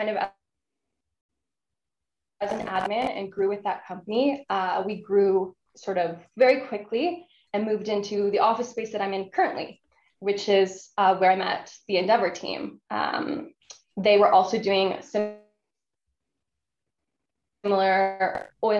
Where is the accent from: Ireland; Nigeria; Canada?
Canada; Calgary, Alberta; growing up in Calgary